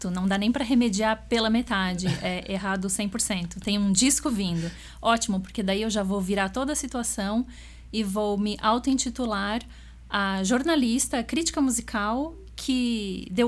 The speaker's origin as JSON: {"language": "Portuguese", "town": "Porto Alegre", "region": "Rio Grande do Sul", "country": "Brazil", "said": "eu sou de Porto Alegre, no Rio Grande do Sul"}